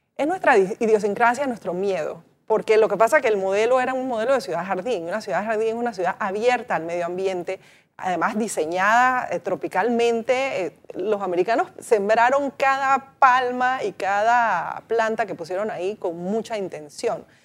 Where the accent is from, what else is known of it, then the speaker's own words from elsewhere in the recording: Panama; deberíamos pensar como panameños esa importancia histórica que tiene para nosotros